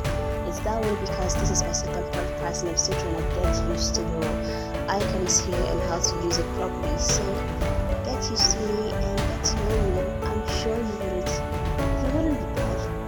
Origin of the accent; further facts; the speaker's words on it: Imo, Nigeria; I'm a Nigerian, an Igbo girl from Imo State precisely